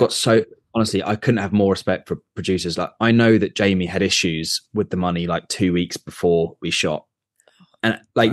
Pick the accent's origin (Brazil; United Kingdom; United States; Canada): United Kingdom; Surrey, South East England; I grew up in Surrey